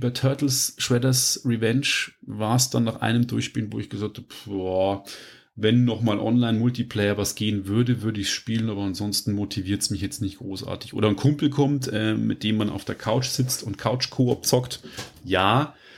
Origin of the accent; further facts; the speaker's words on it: Germany; bei uns in Deutschland